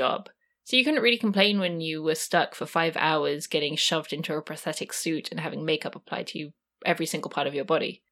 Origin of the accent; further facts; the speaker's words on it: England, United Kingdom; I'm from England